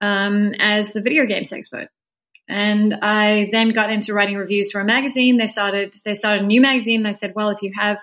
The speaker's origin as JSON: {"language": "English", "country": "South Africa", "said": "I'm a South African novelist."}